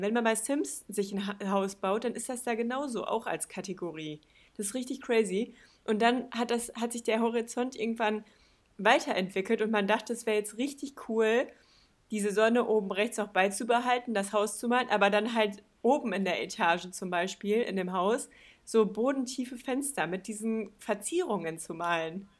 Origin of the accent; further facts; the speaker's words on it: Balve, North Rhine-Westphalia, Germany; bei uns in Balve